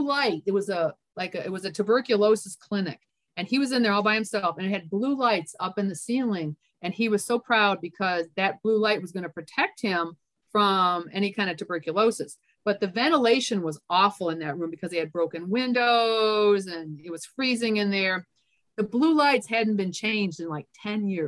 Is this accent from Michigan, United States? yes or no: yes; Michigan, United States; moved away as an adult; also born or lived in Memphis / North Carolina / Texas / Florida; now in Georgia, United States; I grew up in Michigan.